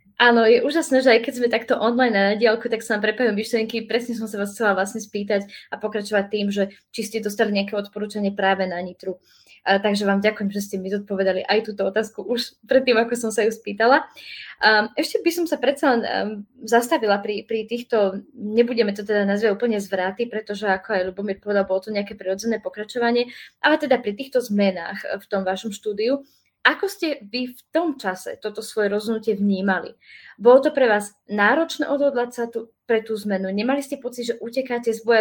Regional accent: near Nitra, Nitra Region, Slovakia; Tiež som z okolia Nitry

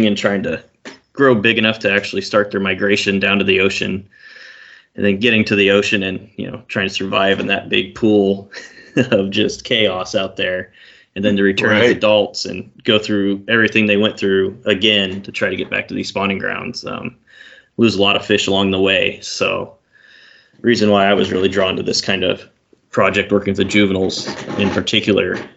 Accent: Fallon, Nevada, United States; moved away as an adult; now in Oregon, United States; I grew up in Fallon

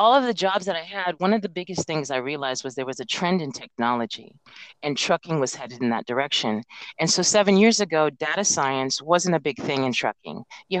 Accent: Alaska, United States; I'm originally from Alaska. My father was in the Air Force and relocated the family up there and retired.

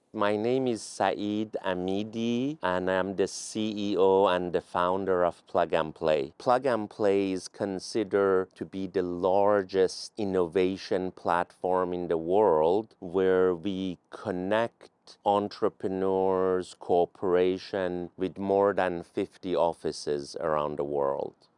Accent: Iran; English is a second language; now in United States; I was an immigrant from Iran

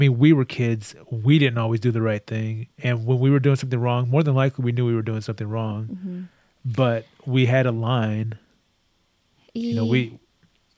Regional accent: Texas, United States; we are both from Texas.

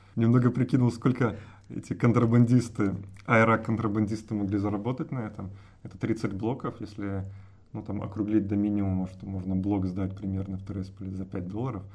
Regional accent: Brest, Brest Region, Belarus; also born or lived in Mozyr; я всю свою сознательную и не очень жизнь провел в Бресте, так что я такой городской житель

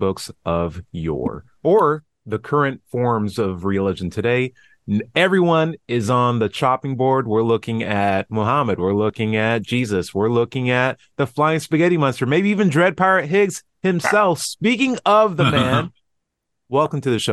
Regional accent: Tennessee, United States; my home state of Tennessee

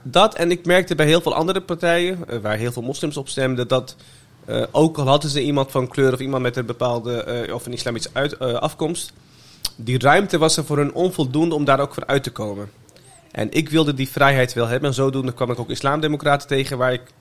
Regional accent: The Hague, South Holland, Netherlands; also born or lived in Meppel; ik was voor mijn eerste verjaardag, die heb ik in Den Haag gevierd

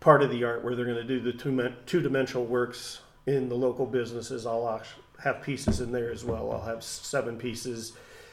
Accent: Troy, Ohio, United States; moved away as an adult; being back in my hometown. And Troy is very, very art appreciative

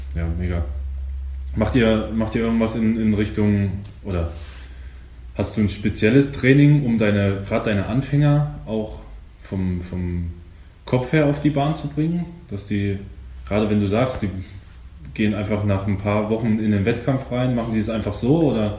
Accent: eastern Germany, Germany; ich komme ja aus dem Osten

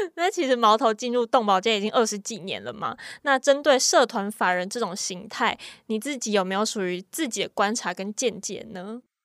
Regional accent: Kaohsiung, Taiwan; 我老家就是在高雄嘛，其实是乡下

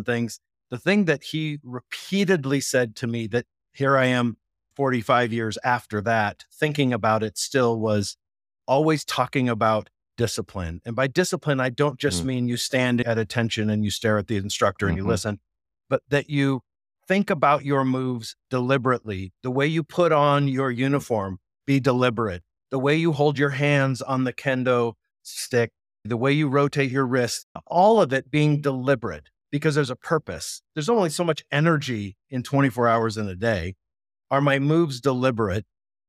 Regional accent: Japan; When I was a little kid, I grew up in Japan, and in addition to playing soccer, I took kendo classes

